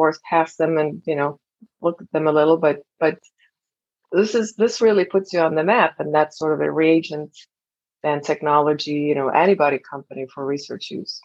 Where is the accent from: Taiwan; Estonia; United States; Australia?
Estonia; moved away as an adult; I'm originally from Estonia and came here as an exchange student